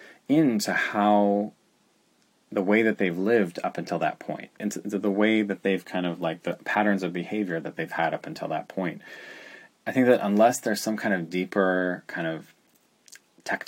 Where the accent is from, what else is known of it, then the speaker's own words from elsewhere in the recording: Milwaukee, Wisconsin, United States; now in Chicago, United States; I grew up in Milwaukee, Wisconsin